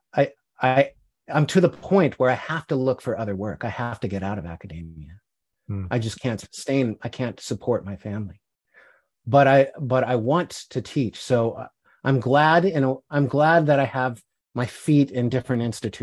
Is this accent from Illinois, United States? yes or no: no; Aptos, California, United States; also born or lived in Fort Collins, Colorado; I grew up in California. I was born in Colorado, lived there till I was 5, up in the Rockies